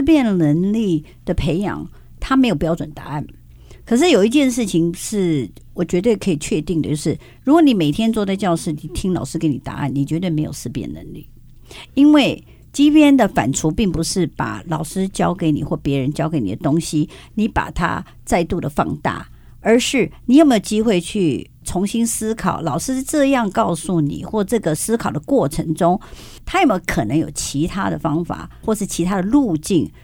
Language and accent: Chinese; Taiwan; 我们台湾